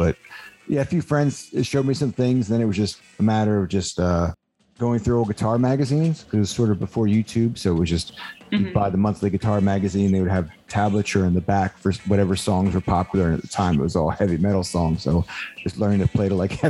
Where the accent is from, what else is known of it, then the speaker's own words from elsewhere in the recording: New York, United States; moved away; also born or lived in Delaware; I grew up in New York. I was born in New York